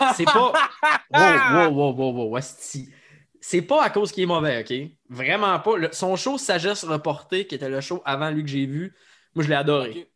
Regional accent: Saguenay, Quebec, Canada; moved away as an adult; now in Quebec City, Canada; je suis originaire de Jonquière. Jonquière? Au Saguenay

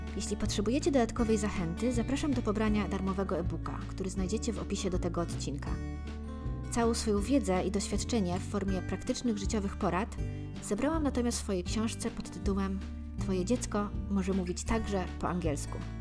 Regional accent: Poland; jako Polacy

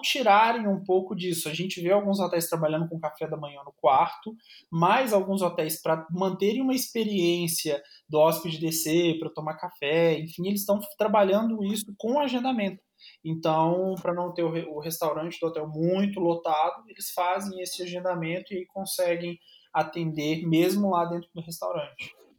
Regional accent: Minas Gerais, Brazil; eu ser mineiro

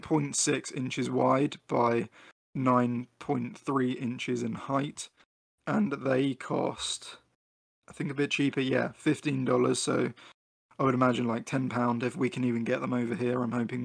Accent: United Kingdom; I'm British, not American.

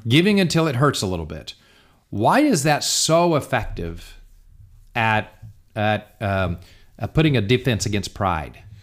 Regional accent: United States; I'm an American.

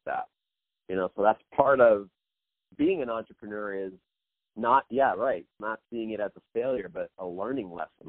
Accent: Kansas City, Missouri, United States; I was born and raised in actually in the Midwest in Kansas City, Missouri

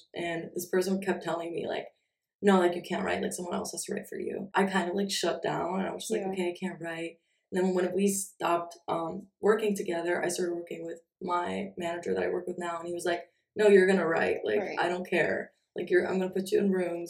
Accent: Chicago, Illinois, United States; now in Los Angeles, United States; I'm from Chicago, but I live in LA now.

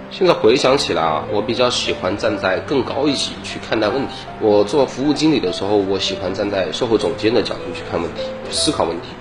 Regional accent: Changsha, Hunan, China; 自小其实就是一个工薪阶层嘛，因为父母的话也从广东 然后长沙来创业，然后我又在长沙出生

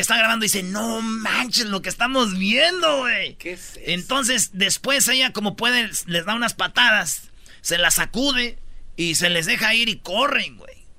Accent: Mexico; moved away

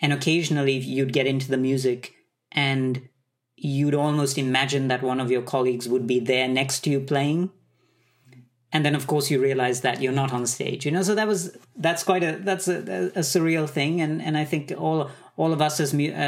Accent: Sri Lanka; born there; also born or lived in Middle East; I was born in Sri Lanka. I grew up in the Middle East, and I had a very, I would say, Asian upbringing with a totally Western training.

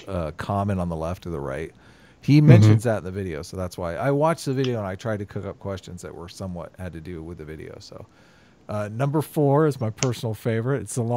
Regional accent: United States; I'm an American.

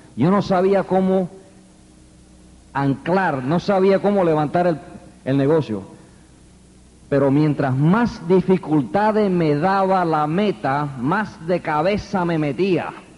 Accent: New York City, New York, United States; also born or lived in Queens, New York; me crié en el Bronx. Yo soy neoyorquino

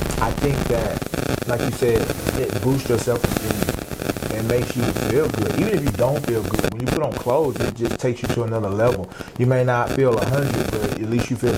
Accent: Fort Worth, Texas, United States; I grew up in Fort Worth, born and raised.

